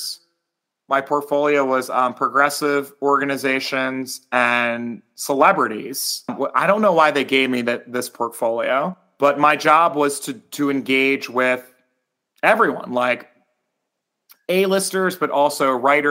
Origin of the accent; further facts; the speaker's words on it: Trenton, New Jersey, United States; also born or lived in Virginia; now in Washington, D.C., United States; I grew up as like a very confused Blasian in Trenton, New Jersey